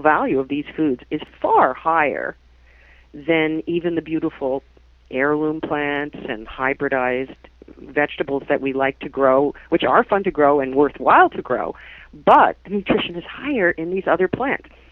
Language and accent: English; New Jersey, United States; accent: New Jersey; now in Canada; my New Jersey accent